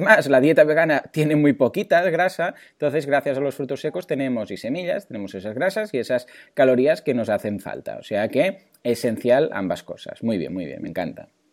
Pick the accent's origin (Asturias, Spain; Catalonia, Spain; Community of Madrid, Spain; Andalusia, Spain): Catalonia, Spain; Mataró; yo ya sabéis que soy de Mataró